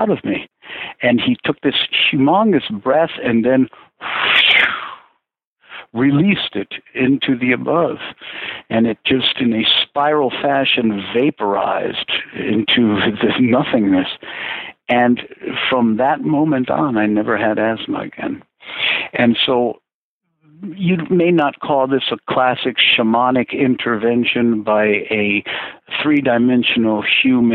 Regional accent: Lima, Peru; also born or lived in Chosica; At age 10, I was taken from Lima, which is in the coast of Peru, up to Chosica by my family

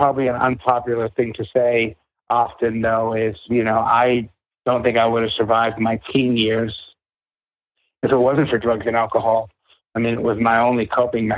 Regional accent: Boston, Massachusetts, United States; I grew up in New England. You know, I grew up in the Boston area

